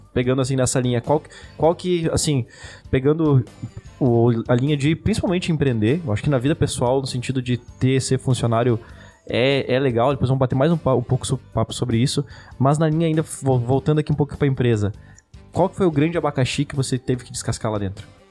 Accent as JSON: {"language": "Portuguese", "town": "Chapecó", "region": "Santa Catarina", "country": "Brazil", "said": "Nós somos de Chapecó. A gente é uma cidade interior"}